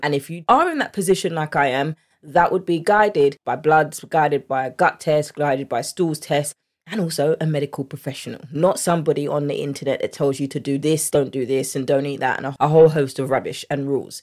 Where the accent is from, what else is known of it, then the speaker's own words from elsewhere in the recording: United Kingdom; accent: English; I'm from the U K